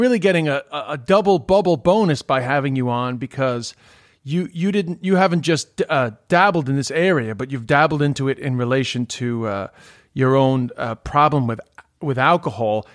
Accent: New York City, New York, United States; moved away; also born or lived in Ireland; I grew up in Queens with a lot of Greek guys

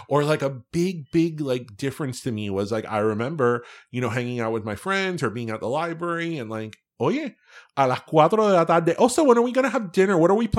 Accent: Miami, Florida, United States; it helps that we were raised in Miami.

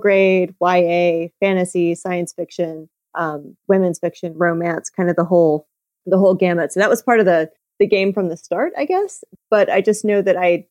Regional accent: Georgia, United States; moved away; also born or lived in South Carolina / Florida; I'm from Georgia.

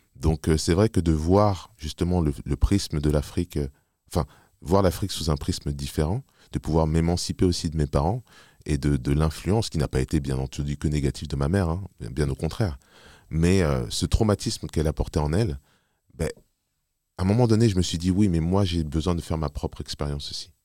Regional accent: Paris, Île-de-France, France; also born or lived in Montreuil / Neuilly-Plaisance; suis né à Paris, j'ai grandi à Paris

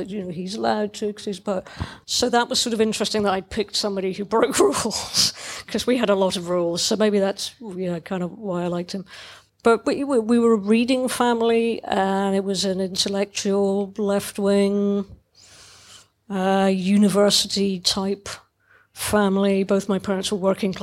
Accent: Dundee, Scotland, United Kingdom; I was growing up in Dundee

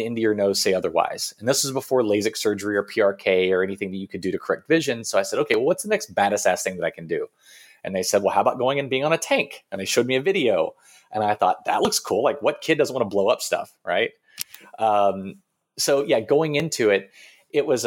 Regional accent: Kentucky, United States; growing up in Kentucky until I was, let's see, when I was 10 years old

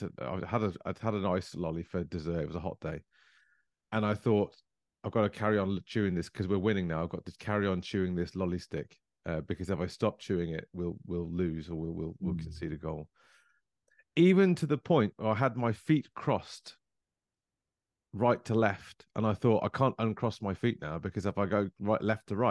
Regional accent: Coventry, West Midlands, United Kingdom; I was born in Coventry

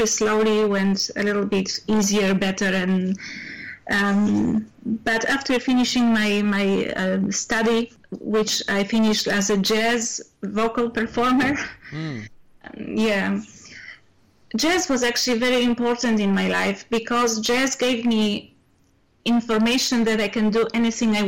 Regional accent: Poland; moved away as an adult; now in Spain; I come from Poland, and obviously I was born the same age, same year that you did, 57, which was, Poland was the socialist or communist country at this moment

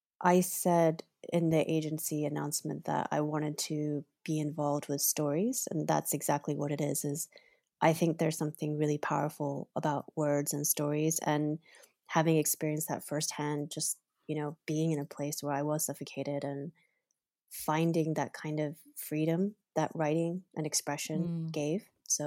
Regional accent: Kentucky, United States; growing up in Kentucky

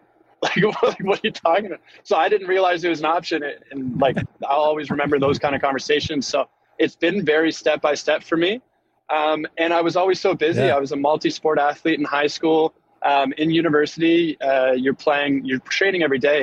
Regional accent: Keswick, Ontario, Canada; I was I was coming from Keswick.

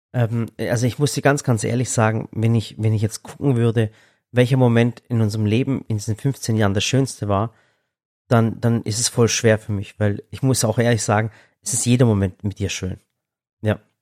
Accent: Stuttgart, Baden-Württemberg, Germany; ich bin selber aus Stuttgart

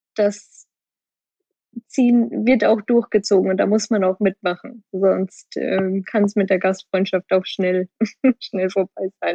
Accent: Bavaria, Germany; moved away as an adult; now in Hong Kong; Es ist schon immer noch meine, meine Heimat

